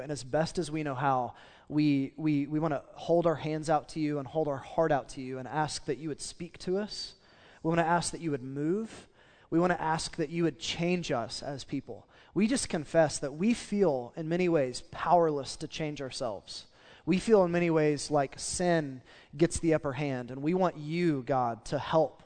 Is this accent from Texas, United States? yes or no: no; Oklahoma, United States; we're from Oklahoma and we're in the Bible Belt